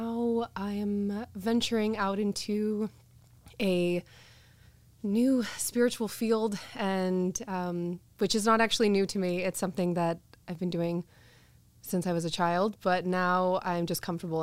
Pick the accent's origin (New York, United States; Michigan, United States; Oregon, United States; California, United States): California, United States; Santa Cruz; also born or lived in Glendora, California; when I was like 9 years old, my parents moved me up to Santa Cruz